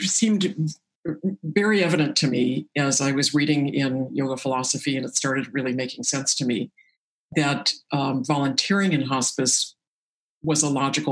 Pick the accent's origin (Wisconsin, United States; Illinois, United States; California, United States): California, United States; La Jolla; also born or lived in Boston; I was born in Boston, but we quickly moved to Southern California, to La Jolla